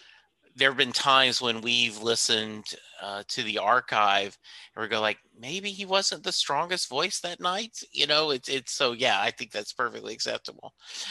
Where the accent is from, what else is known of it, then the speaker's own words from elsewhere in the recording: Louisiana, United States; because I grew up in Louisiana. My college, I went to school at McNeese State University